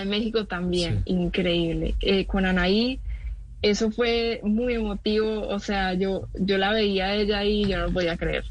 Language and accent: Spanish; Medellín, Antioquia, Colombia; yo soy de Medellín y es mi casa, es mi, hogar, de ahí crecí todo